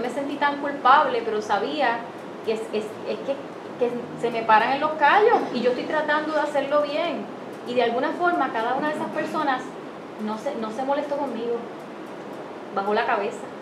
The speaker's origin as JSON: {"language": "Spanish", "country": "Puerto Rico", "said": "como puertorriqueña"}